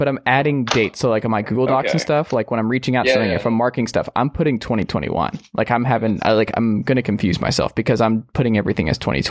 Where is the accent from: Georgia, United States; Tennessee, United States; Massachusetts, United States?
Georgia, United States; moved away; my home state of Georgia.